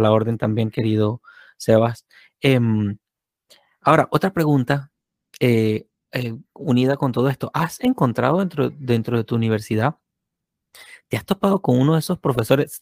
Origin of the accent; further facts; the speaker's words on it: Venezuela; moved away; yo vengo de Venezuela